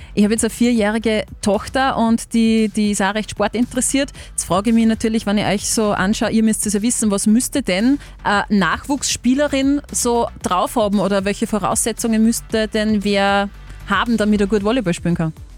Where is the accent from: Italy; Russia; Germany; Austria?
Austria; Linz, Upper Austria; als Linzerin, die quasi daneben wohnt